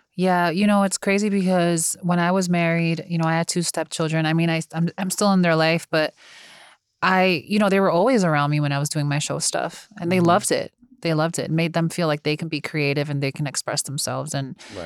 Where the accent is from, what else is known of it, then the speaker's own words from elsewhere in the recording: United States; also born or lived in New Jersey; I'm from New York and New Jersey where everybody does their job